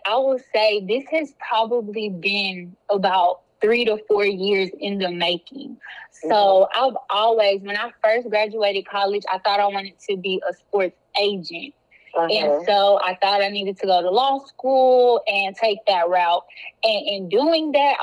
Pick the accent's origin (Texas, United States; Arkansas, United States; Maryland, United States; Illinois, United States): Texas, United States; Duncanville; also born or lived in Louisiana; I grew up in Duncanville, which is a suburb of Dallas